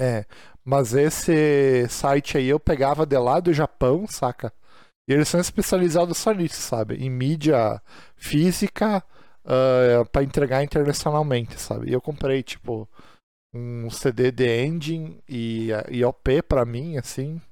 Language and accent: Portuguese; Brazil; nós que somos brasileiros